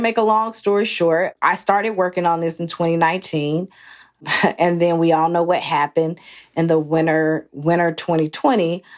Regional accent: Athens, Georgia, United States; moved away as an adult; also born or lived in New York City; I grew up in Athens, Georgia, which is about sixty miles north of Atlanta

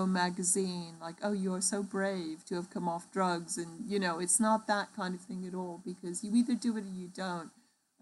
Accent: New York, United States; moved away; also born or lived in Liverpool; I grew up in New York, between New York and Liverpool

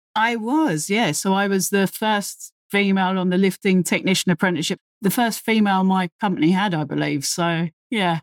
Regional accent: London, United Kingdom; accent: very London; based in the U K, if you can't tell by my very London accent

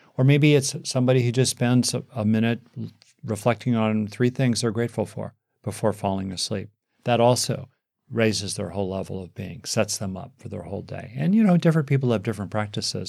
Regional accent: United States; here in, in America, my home country

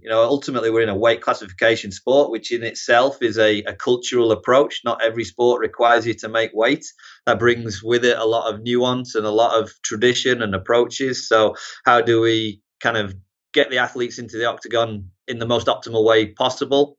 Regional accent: Harrogate, Yorkshire and the Humber, United Kingdom; moved away as an adult; also born or lived in Newcastle; now in United States; originally North Yorkshire, yeah, Harrogate, Knaresborough region, and then, uh, moved to Newcastle for college

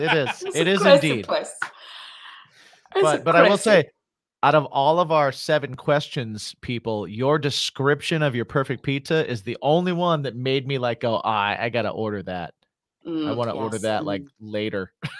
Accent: Indiana, United States; now in New York, United States; because I grew up in the Midwest, right? I wasn't in a big city.

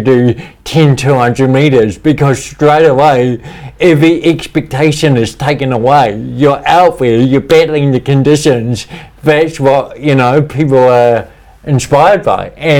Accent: New Zealand; I had this real desire growing up in New Zealand to represent New Zealand in sport.

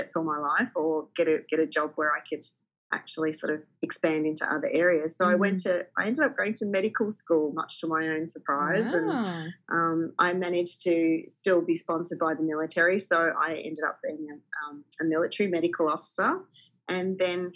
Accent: country Victoria, Australia; I grew up in country Victoria

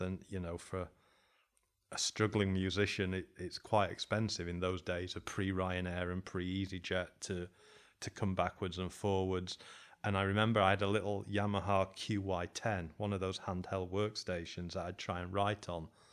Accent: Sheffield, Yorkshire and the Humber, United Kingdom; moved away as an adult; also born or lived in Berlin; now in Uruguay; I was from Sheffield

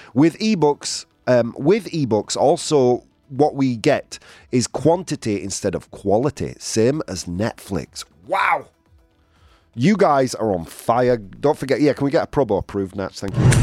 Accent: England, United Kingdom; moved away; my hometown

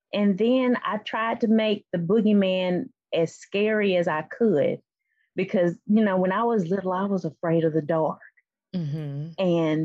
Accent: Alabama, United States; also born or lived in San Antonio; And we moved, my dad was in the Air Force, and we moved to South Alabama after he retired.

